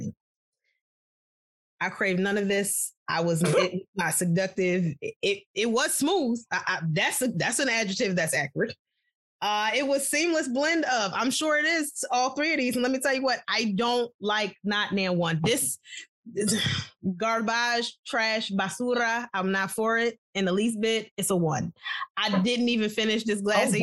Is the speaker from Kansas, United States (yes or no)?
no; New York, United States; I'm from New York